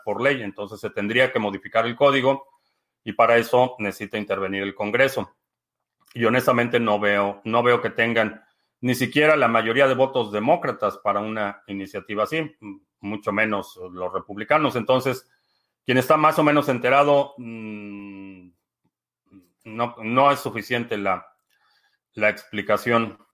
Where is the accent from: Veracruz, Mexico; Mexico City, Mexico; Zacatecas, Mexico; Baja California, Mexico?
Mexico City, Mexico; now in United States; crecí en la ciudad de, en la ciudad de México, básicamente crecí en México